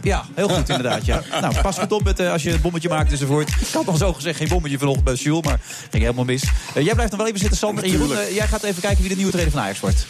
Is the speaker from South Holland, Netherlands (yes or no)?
no; Cuijk, North Brabant, Netherlands; Ik kom uit Kuik